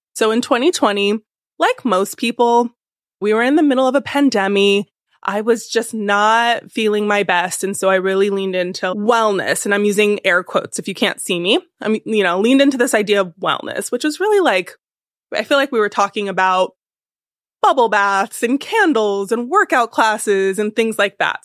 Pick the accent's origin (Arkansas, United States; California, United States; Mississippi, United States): California, United States; now in New York, United States; I'm from California originally